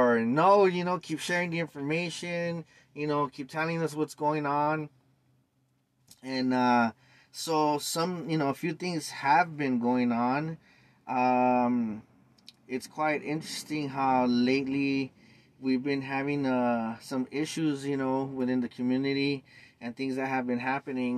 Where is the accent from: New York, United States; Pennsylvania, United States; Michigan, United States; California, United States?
California, United States; Los Angeles; born and raised in East LA since 1975